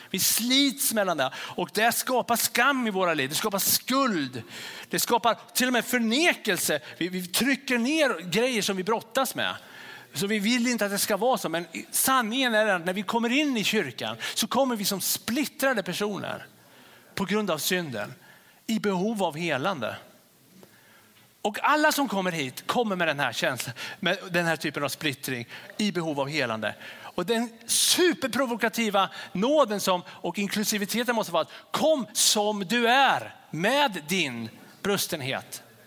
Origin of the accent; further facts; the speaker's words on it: Sweden; Vi är svenskar och vi är män och vi är kvinnor